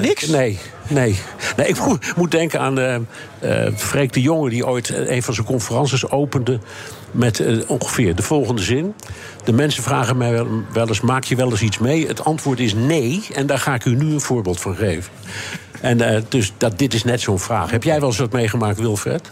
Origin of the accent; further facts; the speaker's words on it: Amsterdam, North Holland, Netherlands; ik ben in Amsterdam opgegroeid